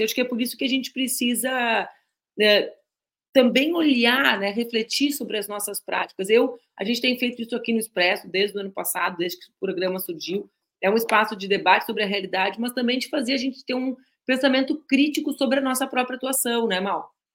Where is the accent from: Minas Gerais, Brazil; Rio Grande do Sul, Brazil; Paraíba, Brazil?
Rio Grande do Sul, Brazil; nós que somos gaúchos